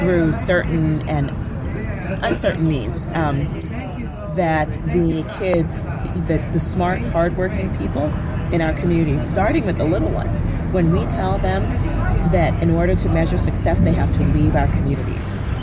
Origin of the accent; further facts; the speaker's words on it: New York City, New York, United States; I'm from I'm from the South Bronx